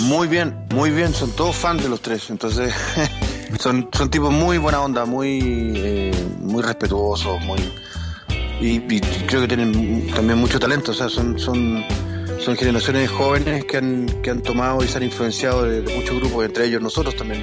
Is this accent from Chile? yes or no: yes; Chile; para uno como chileno